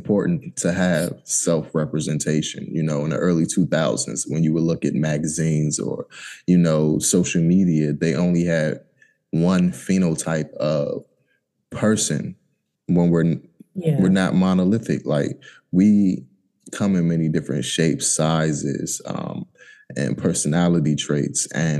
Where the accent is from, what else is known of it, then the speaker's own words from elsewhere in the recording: United States; You know, even though you're from Haiti, I'm from America.